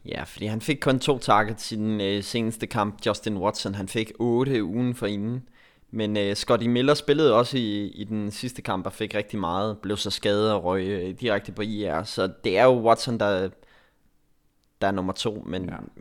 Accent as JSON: {"language": "Danish", "country": "Denmark", "said": "Jeg er den eneste dansker"}